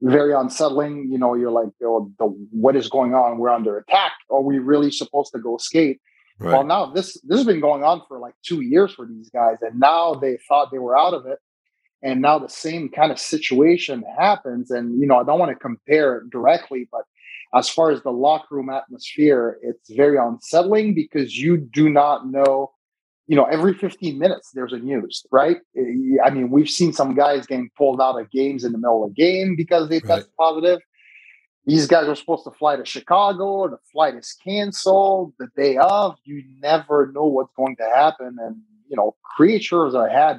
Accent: Montreal, Quebec, Canada; Christmas traditions in Canada growing up in Montreal.

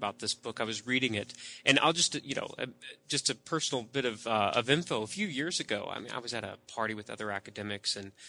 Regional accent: Deep South, United States; I grew up in the Deep South. Not many Mormons, at least.

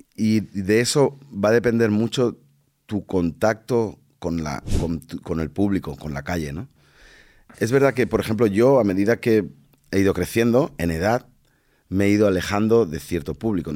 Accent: Badalona, Catalonia, Spain; also born or lived in Dominican Republic / Barcelona; now in Madrid, Spain; la ciudad donde yo, donde yo nací

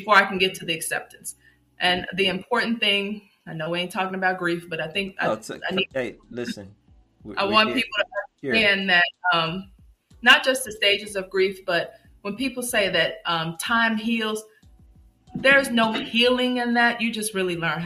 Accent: Chicago, Illinois, United States; moved away; I'm from Chicago.

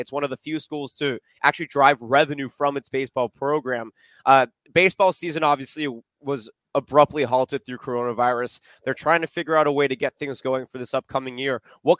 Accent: West Coast, United States; I'm from the West Coast

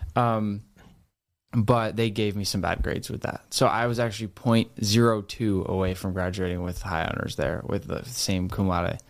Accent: Rhode Island, United States; moved away as an adult; now in Boston, United States; I grew up in Rhode Island.

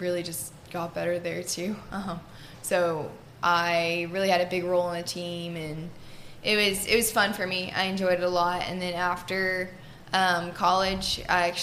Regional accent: New Braunfels, Texas, United States; also born or lived in Pennsylvania; I grew up in New Braunfels, Texas

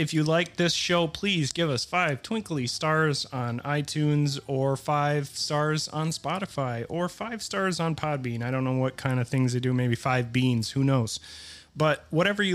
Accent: United States; I'm an American

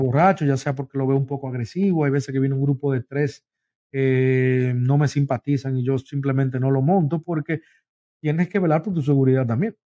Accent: Dominican Republic; also born or lived in Long Island, New York; now in United States; Yo soy dominicano, Luis, de República Dominicana.

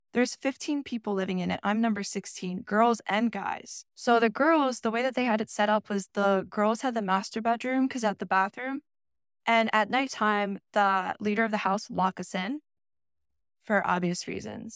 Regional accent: Vineland, New Jersey, United States; also born or lived in Delaware; I was born and raised in Vineland, Millville, New Jersey

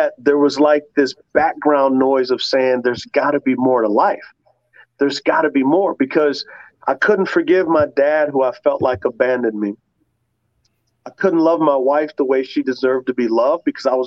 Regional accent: San Antonio, Texas, United States; I grew up in San Antonio, Texas

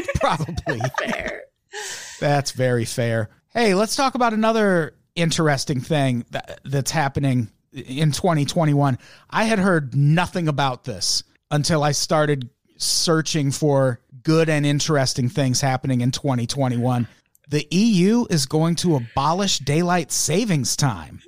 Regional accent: Midwest, United States; moved away as an adult; I grew up in the Midwest and I lived there well into my adulthood.

